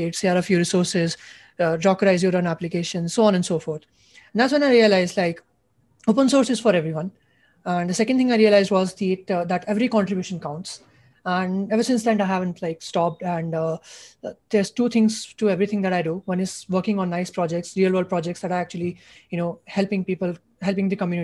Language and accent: English; India; I'm a junior from India.